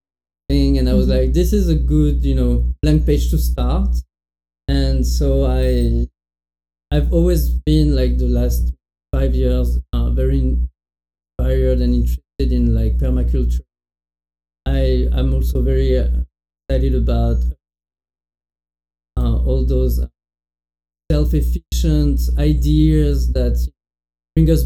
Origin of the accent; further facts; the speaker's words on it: near Bordeaux, Médoc, Nouvelle-Aquitaine, France; English is a second language; moved away as an adult; now in United States; I'm from Bordeaux. I mean, close to Bordeaux, a very small town in the countryside. Exactly, more like the beginning of the Médoc